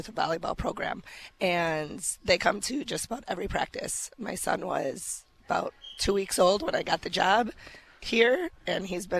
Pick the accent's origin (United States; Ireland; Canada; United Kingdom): United States; Milwaukee, Wisconsin; also born or lived in Indiana; I am from Milwaukee, and I played high school here at Pius High School.